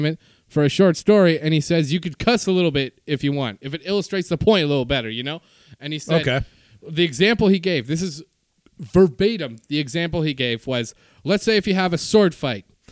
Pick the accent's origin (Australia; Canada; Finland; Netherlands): Canada; I am Canadian.